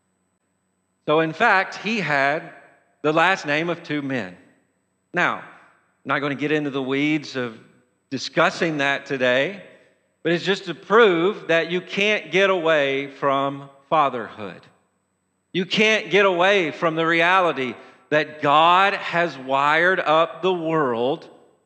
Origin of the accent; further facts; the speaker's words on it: Lewisburg, Tennessee, United States; growing up in Lewisburg, Tennessee